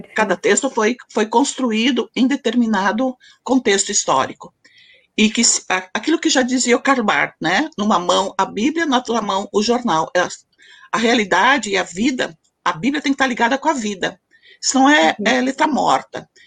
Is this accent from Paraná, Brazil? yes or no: no; Candelária, Rio Grande do Sul, Brazil; eu sou natural de Candelária, Rio Grande do Sul